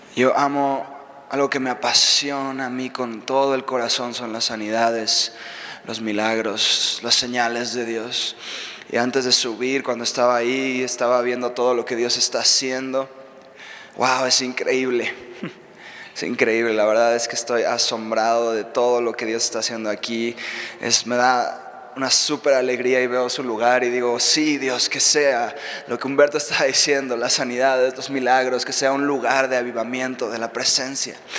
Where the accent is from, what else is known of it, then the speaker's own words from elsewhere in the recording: Mexico City, Mexico; moved away as an adult; also born or lived in Reading, United States; now in United States; yo soy de aquí de México. Eh, no soy de Estados Unidos, ahorita vivo allá